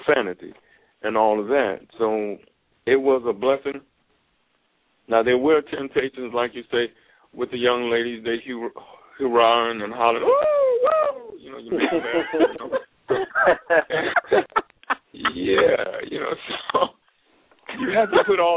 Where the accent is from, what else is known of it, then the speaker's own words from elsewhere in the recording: Gary, Indiana, United States; I had a roommate who was from Indiana, just like me